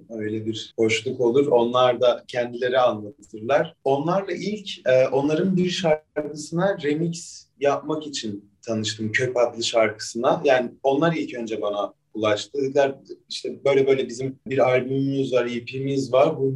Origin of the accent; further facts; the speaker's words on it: Adana, Turkey; İkimiz de Adanalıyız, ikimiz de elektronik müzik yapıyoruz.